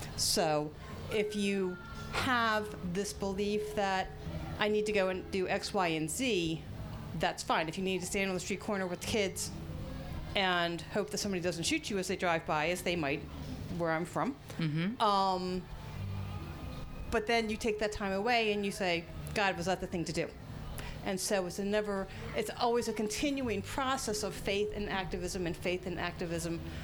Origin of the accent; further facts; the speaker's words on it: Baltimore, Maryland, United States; I'm from Baltimore, Maryland